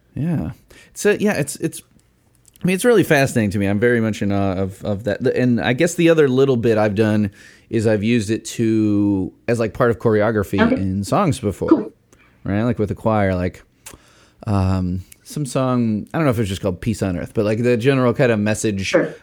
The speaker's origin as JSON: {"language": "English", "town": "Chicago", "region": "Illinois", "country": "United States", "said": "I'm from Chicago"}